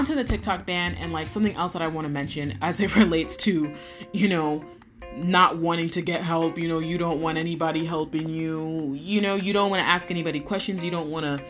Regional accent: United States; I'm obviously American

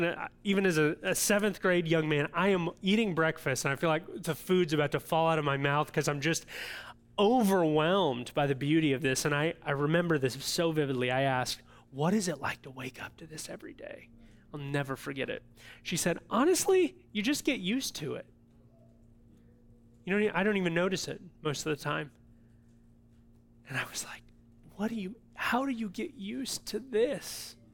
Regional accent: Illinois, United States; And now I know we're from Central Illinois, most of us

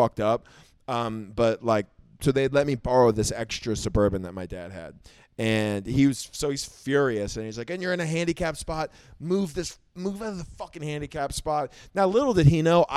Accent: Oklahoma, United States; also born or lived in South Florida; now in Austin, United States; from being in Oklahoma

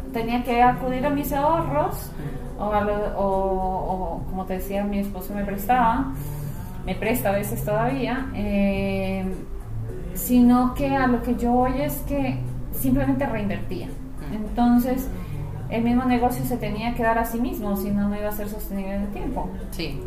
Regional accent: Colombia; also born or lived in Ecuador / United States; now in Chile; yo nací en Ecuador, criada en Colombia, mayor parte de mi vida, Estados Unidos y Chile.

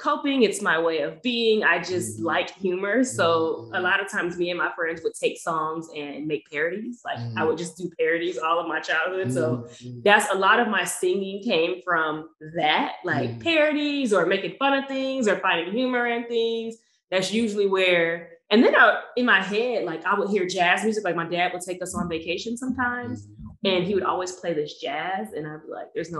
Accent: Toledo, Ohio, United States; I'm from the exciting, big, giant city of Toledo, Ohio

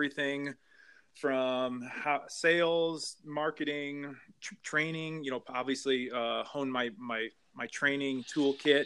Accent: Flint, Michigan, United States; I grew up in Michigan, so Greater Flint area

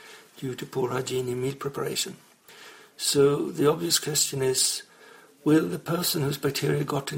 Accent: Gothenburg, Västra Götaland, Sweden; I'm from Gothenburg, Sweden.

